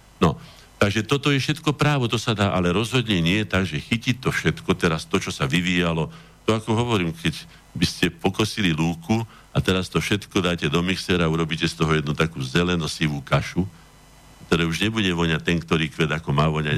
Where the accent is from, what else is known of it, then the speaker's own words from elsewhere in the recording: Veselé, Trnava Region, Slovakia; accent: hard dialect (tvrdé nárečie); to hovorím trošku tvrdým nárečím, lebo čas života som prežil aj u otcových rodičov, teda vo Veselom Pripiešťanov